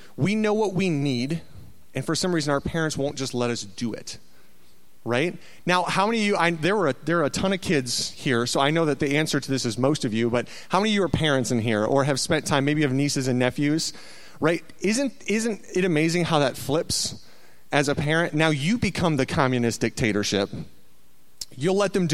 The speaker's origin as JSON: {"language": "English", "town": "Waterloo", "region": "Iowa", "country": "United States", "tie": "born or raised there", "said": "I grew up in Iowa, a little town called Waterloo."}